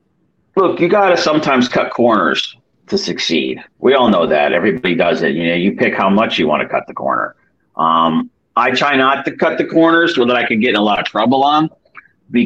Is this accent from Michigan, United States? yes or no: yes; Detroit, Michigan, United States; born there; I mean, I was born in Detroit, actually.